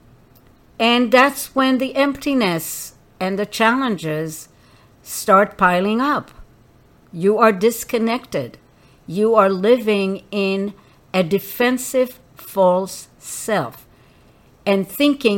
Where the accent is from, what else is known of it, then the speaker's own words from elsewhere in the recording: Israel; I grew up in Israel when Israel was just starting as a country